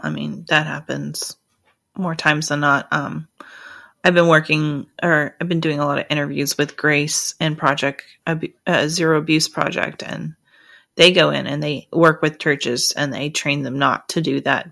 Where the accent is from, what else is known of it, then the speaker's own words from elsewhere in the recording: the South, United States; I grew up in the South